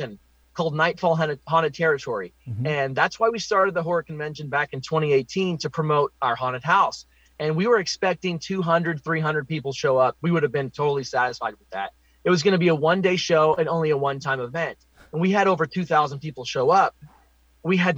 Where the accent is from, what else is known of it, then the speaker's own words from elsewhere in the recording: Oklahoma, United States; I'm born and raised in Oklahoma